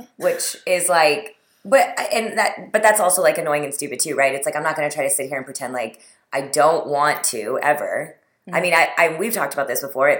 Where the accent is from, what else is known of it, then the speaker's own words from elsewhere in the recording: Texas, United States; also born or lived in New York / South India; now in Los Angeles, United States; I grew up in Texas.